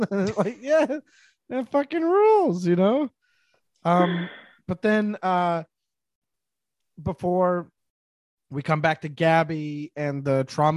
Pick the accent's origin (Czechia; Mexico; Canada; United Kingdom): Canada; French Canada; I am from French Canada